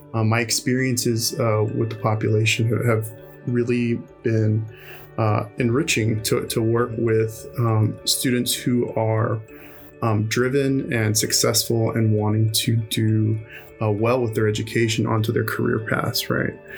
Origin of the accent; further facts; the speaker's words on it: Houston, Texas, United States; also born or lived in upstate New York / Ohio; now in Austin, United States; I'm originally from Houston, Texas, and uh, you know I grew up, born and raised there, and uh, my family immigrated from Mexico